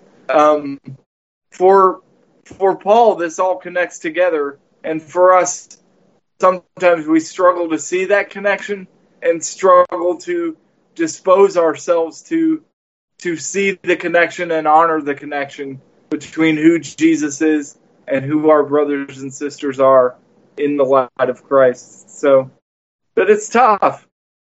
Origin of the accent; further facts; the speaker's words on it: United States; as Americans